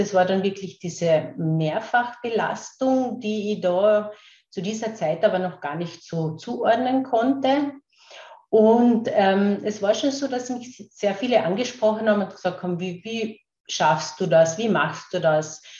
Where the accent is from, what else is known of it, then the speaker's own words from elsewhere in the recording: Carinthia, Austria; accent: Carinthian; Ich werde eh schauen, dass ich meinen Kärntner Dialekt ein klein wenig in den Griff bekomme, weil ich aus Kärnten bin.